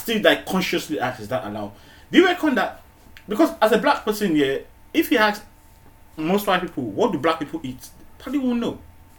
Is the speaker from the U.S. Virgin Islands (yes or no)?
no; Nigeria; also born or lived in United Kingdom; now in Manchester, United Kingdom; growing up in Nigeria, I didn't know what it was called, halal food, yeah? Until I came to the UK, yeah?